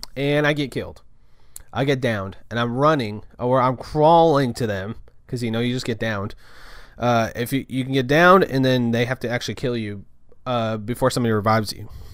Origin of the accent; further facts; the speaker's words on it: Kerrville, Texas, United States; we're at my hometown